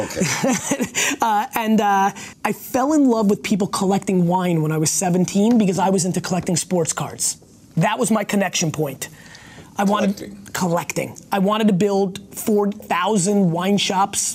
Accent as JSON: {"language": "English", "town": "Edison", "region": "New Jersey", "country": "United States", "tie": "born or raised there", "also_born_or_lived": "Belarus / Queens, New York / Dover, New Jersey / Springfield, New Jersey", "first_language": "Russian", "second_language": "English", "said": "When I came to America, in, in Queens and in Dover, I couldn't speak English. Uh, Dover, New Jersey"}